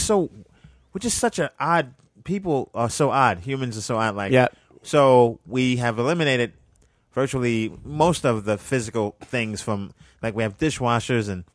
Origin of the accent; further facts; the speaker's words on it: New York City, New York, United States; I'm from Brooklyn